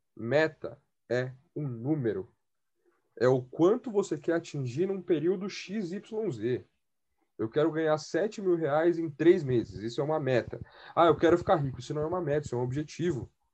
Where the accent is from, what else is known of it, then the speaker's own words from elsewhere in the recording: Brazil; eu sou da Coab 5